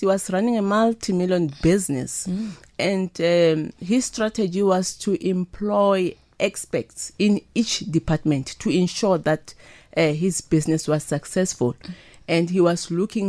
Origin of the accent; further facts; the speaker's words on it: Winterveld, Gauteng, South Africa; I was born and bred in Winterveld, It's a rural village